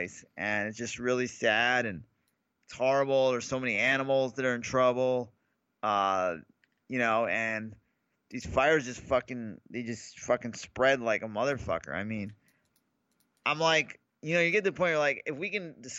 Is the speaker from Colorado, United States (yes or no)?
no; New York, United States; now in California, United States; I grew up in New York